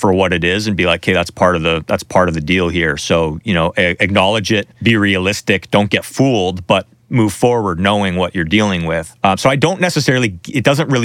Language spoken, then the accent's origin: English; Canada; I'm from Canada